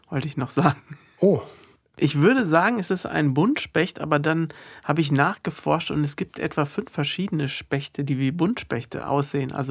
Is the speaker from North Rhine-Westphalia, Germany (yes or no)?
yes; Kerpen, North Rhine-Westphalia, Germany; Ich komme aus Kerpen natürlich.